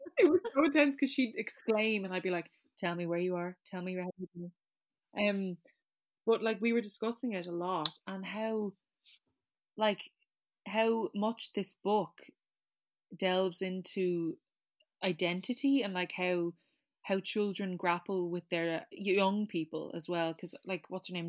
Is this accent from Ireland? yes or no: yes; Ireland; as an Irish person